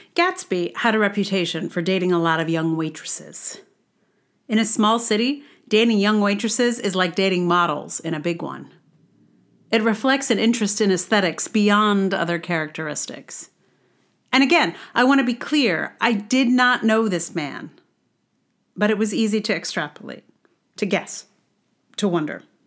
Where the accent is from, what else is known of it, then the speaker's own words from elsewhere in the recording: Charlottesville, Virginia, United States; now in New York City, United States; I am from Charlottesville.